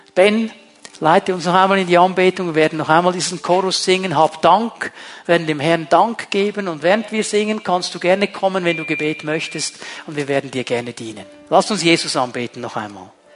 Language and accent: German; Switzerland; bei uns in der Schweiz